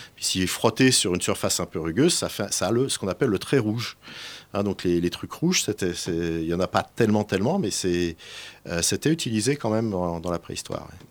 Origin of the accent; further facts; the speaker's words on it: Bourgogne-Franche-Comté, France; je suis originaire du Morvan